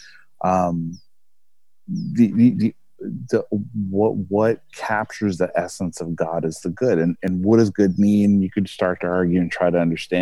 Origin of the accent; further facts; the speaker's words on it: United States; as an American here